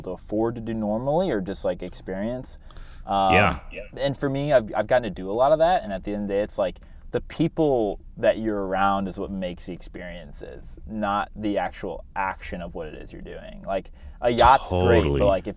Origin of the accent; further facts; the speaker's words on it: Midwest, United States; I'm from the Midwest